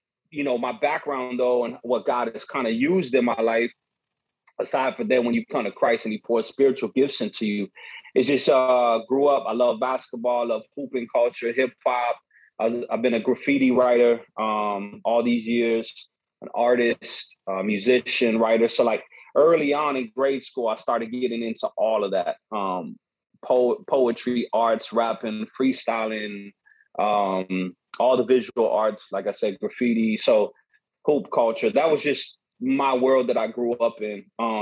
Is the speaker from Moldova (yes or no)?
no; Chicago, Illinois, United States; my background, born and raised in Chicago. My father's from South America, Bolivia. My mother's from St. Louis, Missouri. They met here in Chicago and then lived here ever since.